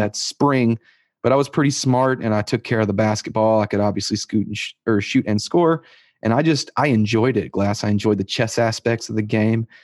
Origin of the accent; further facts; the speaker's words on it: Lascassas, Tennessee, United States; I grew up in Las Casas, Tennessee, um, um, which is just outside of Murfreesboro